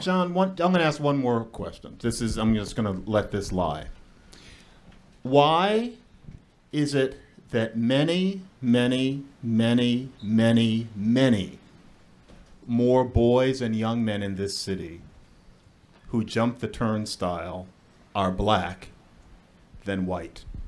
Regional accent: Philadelphia, Pennsylvania, United States; I grew up in Philadelphia

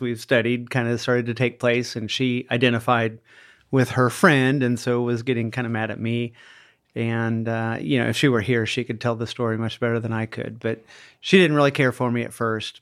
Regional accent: Iowa, United States; when I was a child growing up in Iowa

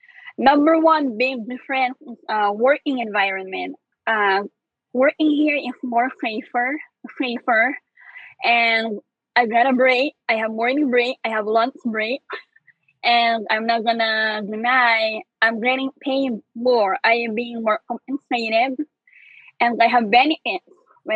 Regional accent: Philippines; moved away as an adult; now in New York, United States

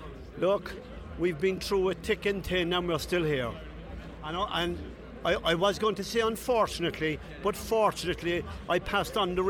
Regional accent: Cork, Munster, Ireland; I'm from Cork.

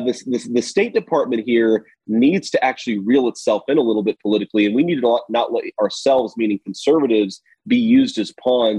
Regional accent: Ohio, United States; my home state of Ohio

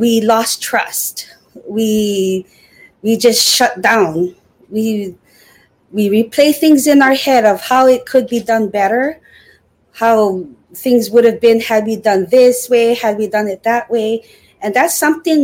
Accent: Hawaii, United States; moved away; born and raised in Hawaii.

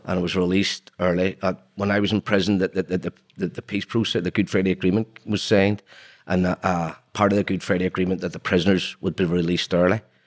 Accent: Belfast, Northern Ireland, United Kingdom; I was born in Belfast in nineteen sixty-three.

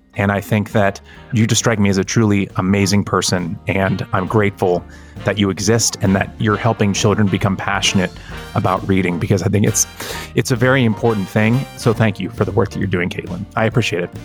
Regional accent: California, United States; having been born and raised in California

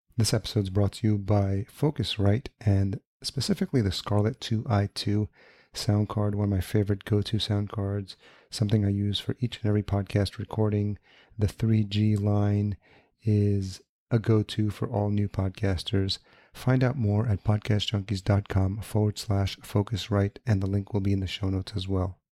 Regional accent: Yonkers, New York, United States; moved away as an adult; also born or lived in Los Angeles; now in Minneapolis, United States; I grew up in Yonkers

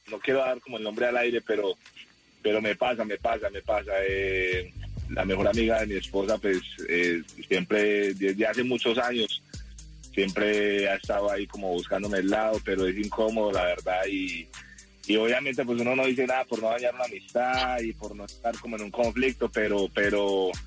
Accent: Colombia; moved away; Nosotros nos vinimos de Colombia hace más o menos unos, unos seis meses

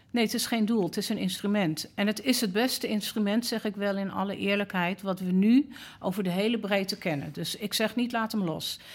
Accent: Amsterdam, North Holland, Netherlands; persoonlijk ben ik opgegroeid in Amsterdam-West

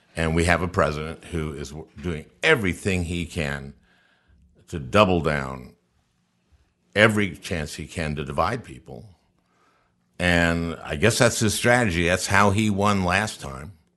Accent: St. Louis Park, Minnesota, United States; I was born in 1951. I, I grew up in St. Louis Park

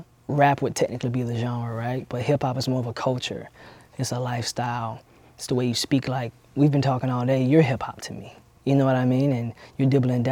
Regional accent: Albany, Georgia, United States; also born or lived in Sylvester, Georgia; I was born in Sylvester, Georgia, and I was raised in Albany, Georgia

